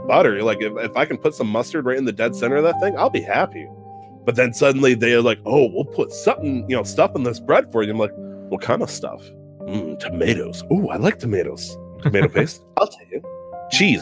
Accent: Bay City, Michigan, United States; also born or lived in Indiana; I was born and raised in Bay City, Michigan, which, it's a small town, population of 32,000

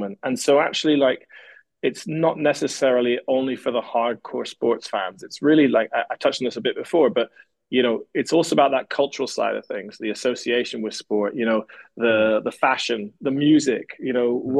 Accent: Scotland, United Kingdom; me as a Scotsman

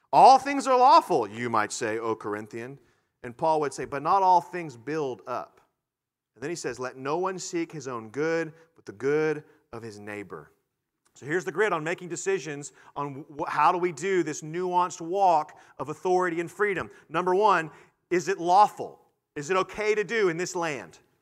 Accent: United States; as American Christians or as Christians who are American

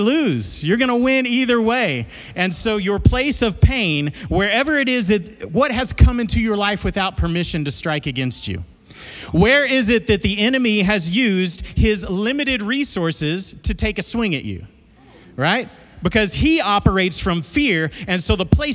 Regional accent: Dallas, Texas, United States; now in Amarillo, United States; I grew up in South Dallas, a neighborhood called South Oak Cliff. And but I moved to Amarillo in 99, been there ever since

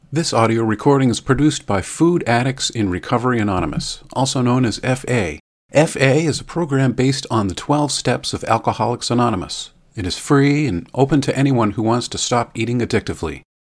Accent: South Florida, United States; I grew up in the South, South Florida

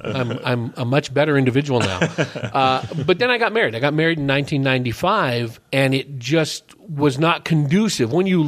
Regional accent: Hayward, California, United States; also born or lived in Paulden, Arizona; now in Prescott, United States; When I was growing up there, Hayward, California. It's between Oakland and San Jose.

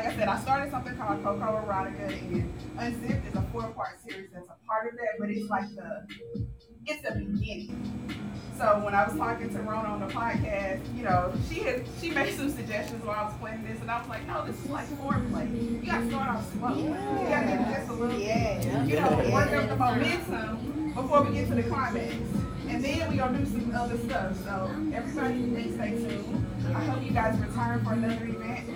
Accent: St. Louis, Missouri, United States; moved away; I'm from St. Louis

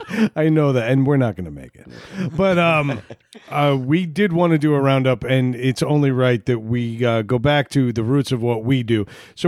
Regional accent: Long Island, New York, United States; moved away as an adult; now in Rhode Island, United States; we grew up on Long Island.

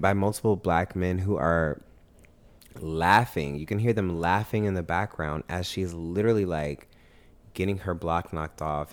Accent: Augusta, Georgia, United States; now in Atlanta, United States; I grew up in Augusta. That's where I was raised

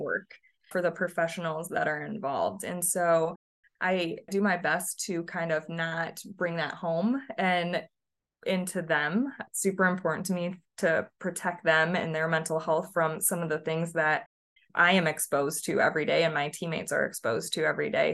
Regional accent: Michigan, United States; moved away as an adult; also born or lived in Tennessee; now in Nashville, United States; I'm originally from Michigan

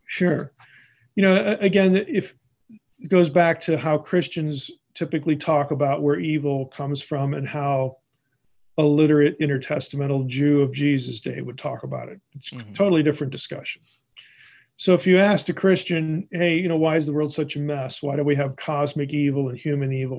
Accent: Pennsylvania, United States; moved away as an adult; also born or lived in Madison, Wisconsin; I'm originally from Pennsylvania

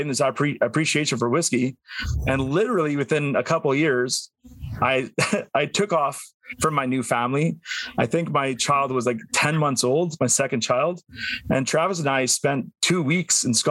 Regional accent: Northern Alberta, Canada; I grew up in Northern Alberta in the cold

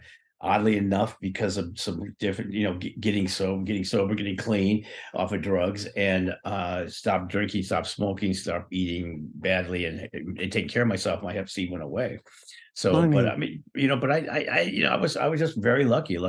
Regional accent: Ireland; I'm Irish. I'm Irish

